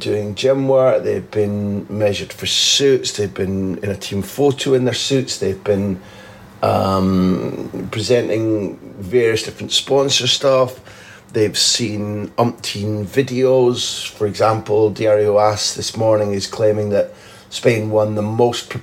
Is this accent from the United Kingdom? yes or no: yes; the Northeast, North East England, United Kingdom; moved away; a word, mochi, we used to use in the Northeast when I was a kid in the 60s